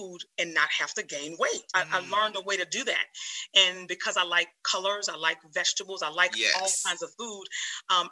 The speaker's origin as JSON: {"language": "English", "town": "New Orleans", "region": "Louisiana", "country": "United States", "tie": "born or raised there", "also_born_or_lived": "Georgia", "moved": "as an adult", "lives_now": "North Carolina, United States", "said": "Born and raised in New Orleans, Louisiana. That is my hometown."}